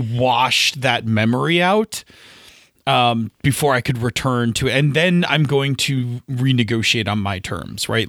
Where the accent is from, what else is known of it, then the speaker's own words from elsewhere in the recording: Buffalo, New York, United States; I'm from Buffalo